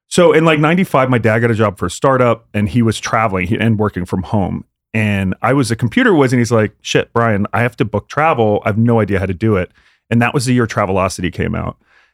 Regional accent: Pennsylvania, United States; we grew up in outside of Philly, you know, to the shore or whatever, Orlando.

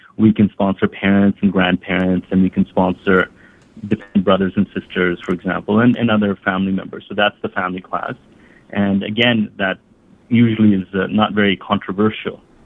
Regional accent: Canada; also born or lived in Hamilton, Ontario; I was born in Canada. I was born in Hamilton, Ontario. I grew up in in a small coal mining town

